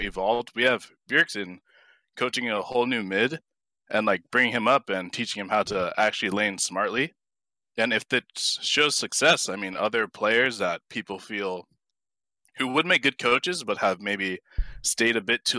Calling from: Jersey City, New Jersey, United States; Oh, I'm calling from Jersey City.

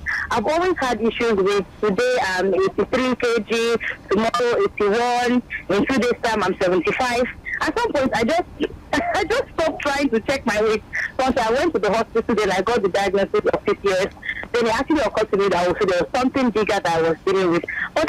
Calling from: Magodo, Lagos, Nigeria; I'm calling from Magodo.

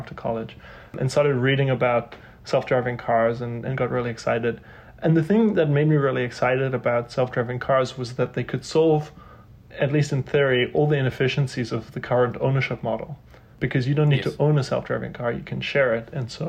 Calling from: New York City, New York, United States; I'm in New York City, the densest city in America.

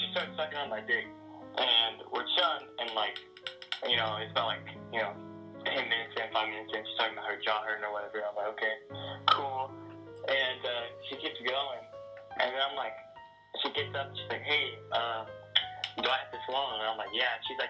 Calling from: Texas, United States; I'm calling from Texas

